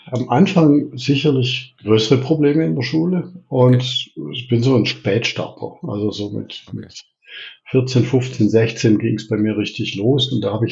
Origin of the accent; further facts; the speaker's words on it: Reutlingen, Baden-Württemberg, Germany; accent: Swabian; Ja, also ich bin, was man meinem Dialekt wahrscheinlich äh, unschwer anhört, Schwabe. Ich bin äh, gebürtig in Reutlingen, das liegt da südlich von Stuttgart, bin dort auch aufgewachsen, in der, mitten in der Stadt.